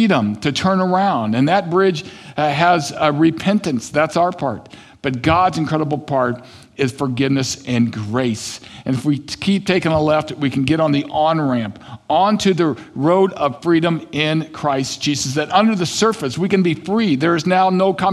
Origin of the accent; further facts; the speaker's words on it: Kansas City, United States; I grew up in Kansas City